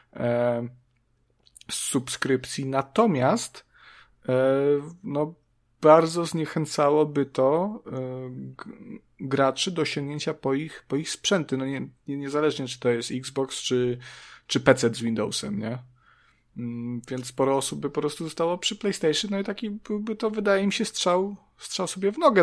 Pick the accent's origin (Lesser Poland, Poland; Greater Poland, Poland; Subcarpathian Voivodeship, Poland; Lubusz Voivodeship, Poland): Subcarpathian Voivodeship, Poland; ja jestem głupim wsiurem z Podkarpacia